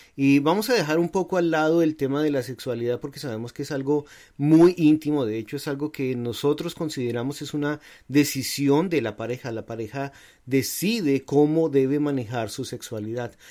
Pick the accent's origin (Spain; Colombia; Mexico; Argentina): Colombia; moved away as an adult; now in United States; nosotros venimos de Colombia